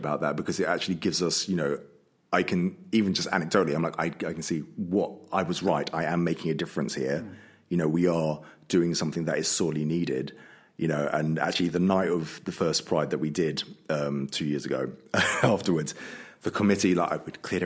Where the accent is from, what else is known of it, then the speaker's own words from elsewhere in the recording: London, United Kingdom; moved away as an adult; now in Worcester, United Kingdom; I'm from London